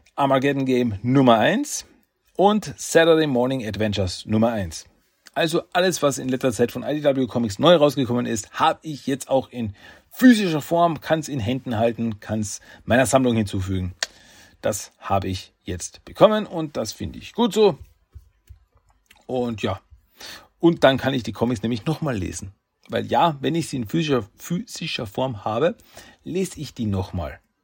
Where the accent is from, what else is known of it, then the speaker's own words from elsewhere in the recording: Austria; Ich bin Österreicher